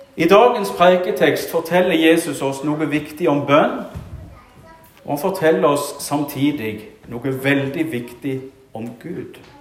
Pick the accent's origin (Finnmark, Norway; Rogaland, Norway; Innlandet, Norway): Rogaland, Norway; moved away; i Bjerkreim, hjemme i Rogaland, der jeg kommer fra